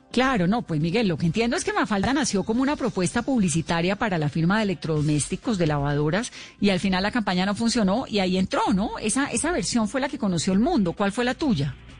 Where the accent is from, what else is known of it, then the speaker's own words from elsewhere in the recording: Colombia; aquí en Colombia lo queríamos. Yo tengo 42 años